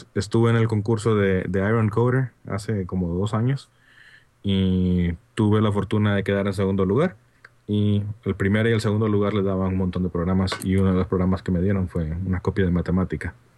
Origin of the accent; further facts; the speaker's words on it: Honduras; accent: Honduran; mi acento hondureño